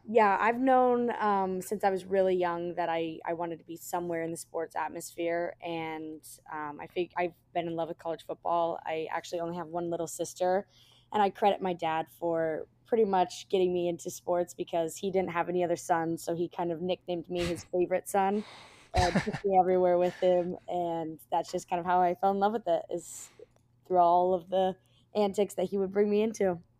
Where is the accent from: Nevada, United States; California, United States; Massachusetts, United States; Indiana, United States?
Nevada, United States; Las Vegas; moved away as an adult; also born or lived in Oxford, Mississippi; I'm originally from Las Vegas